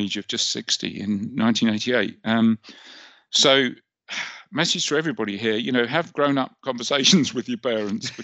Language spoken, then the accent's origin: English; Cambridge, East of England, United Kingdom; also born or lived in Grantchester; I was born and brought up in Cambridge